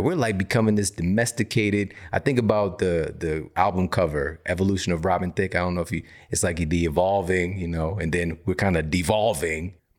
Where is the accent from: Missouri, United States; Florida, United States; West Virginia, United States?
Missouri, United States; I'm from Missouri.